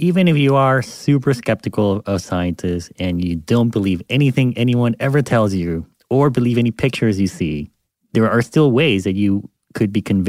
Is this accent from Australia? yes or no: no; Panama; I grew up in Panama.